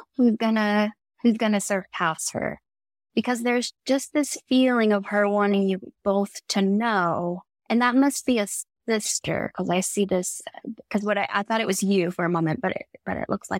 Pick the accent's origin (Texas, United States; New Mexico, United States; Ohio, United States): Texas, United States; Houston; I grew up in Houston, Texas